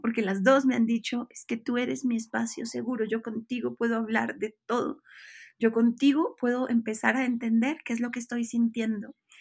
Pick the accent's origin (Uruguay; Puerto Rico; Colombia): Colombia; Bucaramanga, Santander; moved away as an adult; now in Mexico; yo soy colombiana, nací en Bucaramanga